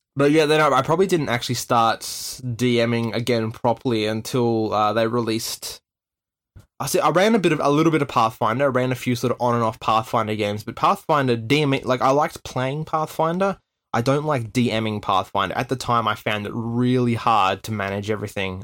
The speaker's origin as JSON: {"language": "English", "region": "Tasmania", "country": "Australia", "tie": "born or raised there", "said": "growing up in Tasmania."}